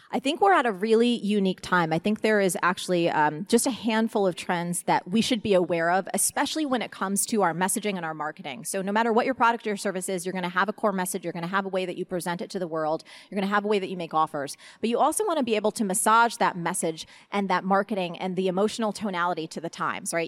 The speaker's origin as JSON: {"language": "English", "region": "New Jersey", "country": "United States", "said": "I'm from Jersey"}